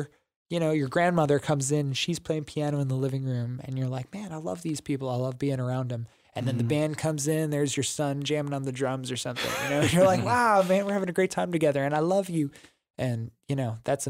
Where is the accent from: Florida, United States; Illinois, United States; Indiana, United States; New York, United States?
Illinois, United States; Chicago; now in Texas, United States; I'm from Chicago